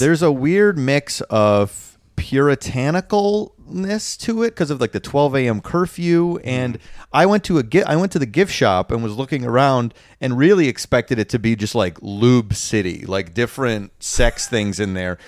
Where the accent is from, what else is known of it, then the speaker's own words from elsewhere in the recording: Chicago, Illinois, United States; moved away; growing up in Chicago, the Chicago area